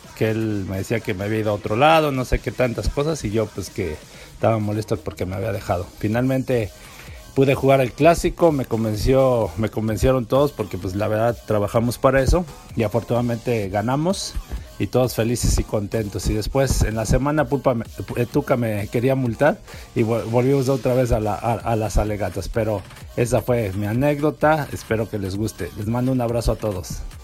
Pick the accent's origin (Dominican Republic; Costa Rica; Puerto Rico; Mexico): Mexico; Texcoco, State of Mexico; yo soy de Texcoco, Estado de México